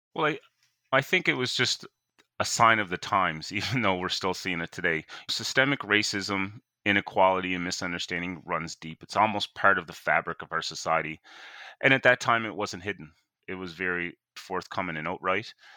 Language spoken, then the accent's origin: English; Sydney, Nova Scotia, Canada; I was born and raised in Whitney Peer